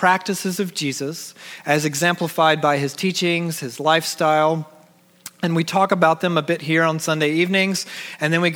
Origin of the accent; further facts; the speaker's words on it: Georgia, United States; moved away; because I'm from Georgia. When we lived in Georgia